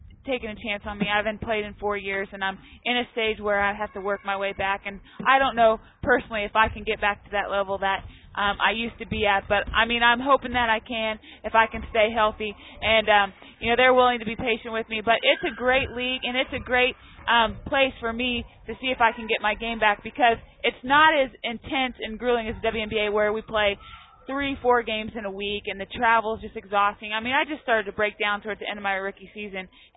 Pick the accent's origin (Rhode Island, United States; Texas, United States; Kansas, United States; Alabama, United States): Kansas, United States; Claflin; now in Wichita, United States; I live in Wichita, but I grew up in Claflin, and it's really the best way to describe it is the center of Kansas